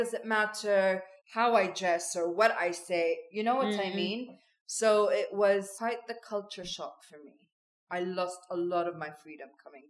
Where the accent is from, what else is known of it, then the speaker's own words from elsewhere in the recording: Switzerland; had I continued to have the open dialogue that I had when I was growing up in Switzerland.